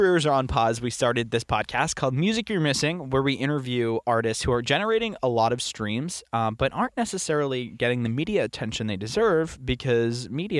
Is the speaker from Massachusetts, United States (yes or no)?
yes; Boston, Massachusetts, United States; We are from New England. We're from Boston. And like we're notorious for getting a lot of snow.